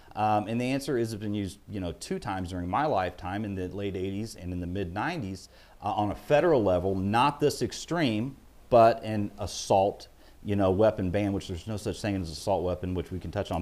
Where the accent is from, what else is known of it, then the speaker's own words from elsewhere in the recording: Illinois, United States; I was born and raised in Illinois